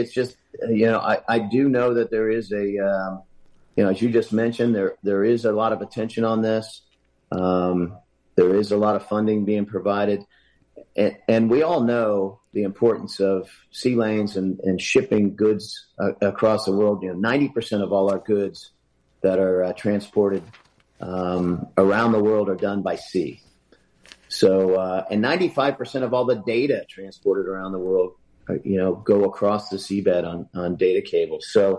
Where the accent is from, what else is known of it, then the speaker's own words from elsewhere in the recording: Hampton Roads, Virginia, United States; My hometown, Hampton Roads.